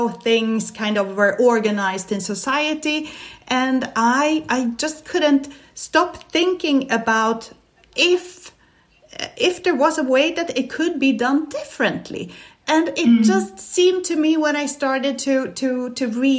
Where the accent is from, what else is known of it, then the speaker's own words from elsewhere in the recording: Stockholm, Stockholm County, Sweden; now in Barcelona, Spain; I'm Swedish. I was born in Stockholm